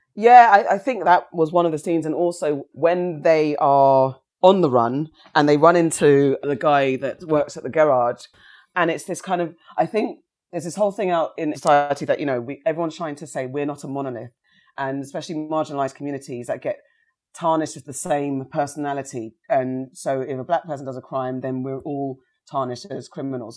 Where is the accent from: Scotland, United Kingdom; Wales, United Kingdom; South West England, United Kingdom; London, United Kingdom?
South West England, United Kingdom; Somerset; when I was fostered in Somerset